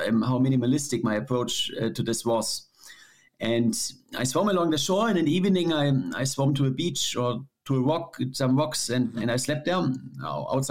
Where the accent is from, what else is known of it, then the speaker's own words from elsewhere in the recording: Germany; my home country